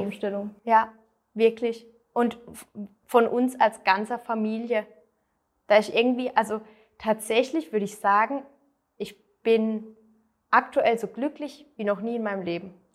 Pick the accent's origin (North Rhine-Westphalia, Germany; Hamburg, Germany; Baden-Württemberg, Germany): Baden-Württemberg, Germany; near Freiburg; ich komme aus der Nähe von Freiburg, also ganz andere Richtung in Deutschland